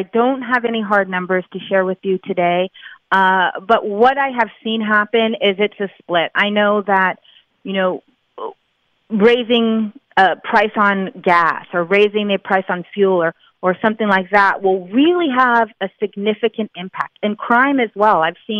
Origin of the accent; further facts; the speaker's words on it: Bay Area, California, United States; also born or lived in Central Valley; I'm originally from the Bay Area